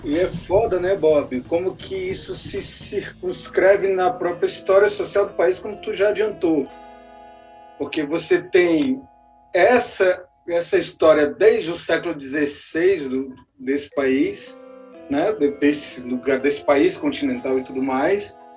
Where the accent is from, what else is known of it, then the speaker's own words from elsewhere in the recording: Brasília, Federal District, Brazil; enquanto brasiliense ou distrito federalense